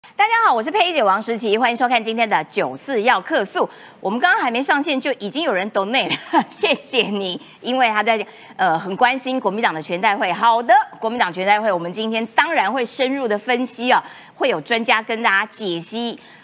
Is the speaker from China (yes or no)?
no; Taiwan; 我台湾人哈